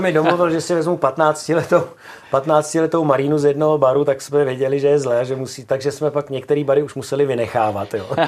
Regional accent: Czechia; My třeba jako Češi

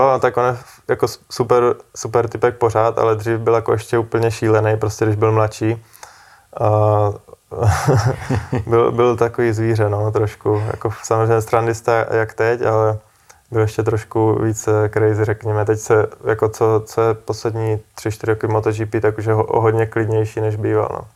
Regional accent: Czechia; byli jsme dva Češi

